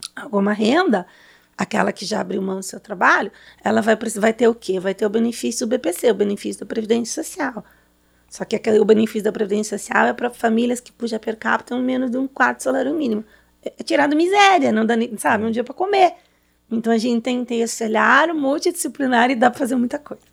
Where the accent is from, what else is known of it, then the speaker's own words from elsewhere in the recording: São Paulo, Brazil; sou de São Paulo.